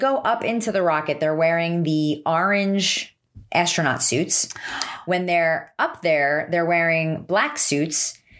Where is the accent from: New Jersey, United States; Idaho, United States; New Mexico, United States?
New Jersey, United States; Highlands; accent: New Jersey; my hometown of Highlands, New Jersey.